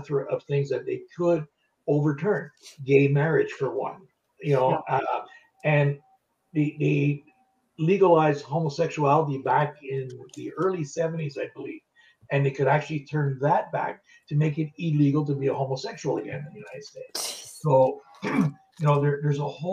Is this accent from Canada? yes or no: yes; Canada; I'm Canadian, I'm not American.